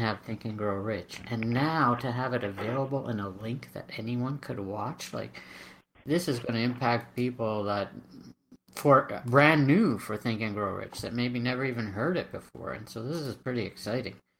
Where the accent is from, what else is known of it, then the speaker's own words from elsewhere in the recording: Canada; I'm Canadian